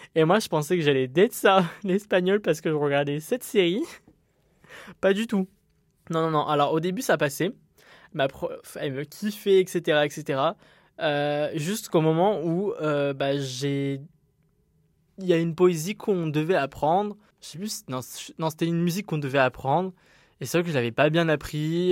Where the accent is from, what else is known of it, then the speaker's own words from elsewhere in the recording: Montpellier, Occitania, France; also born or lived in Uzès; je suis euh, de Montpellier, donc je me retrouve à Uzès